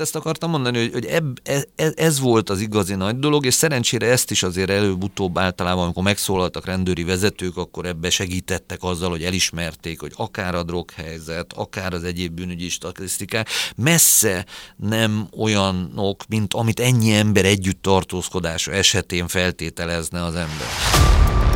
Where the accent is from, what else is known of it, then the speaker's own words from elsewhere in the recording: Budapest, Hungary; also born or lived in Gödöllő; Először Gödöllön laktunk évekig a családunkkal, aztán amikor elváltak a szüleim, akkor Budapestre költöztünk, mert Budapesten születtem.